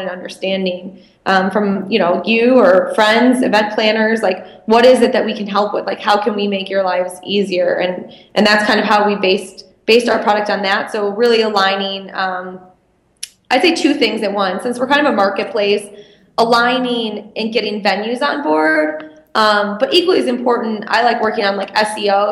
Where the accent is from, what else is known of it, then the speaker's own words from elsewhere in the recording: Michigan, United States; I'm from Michigan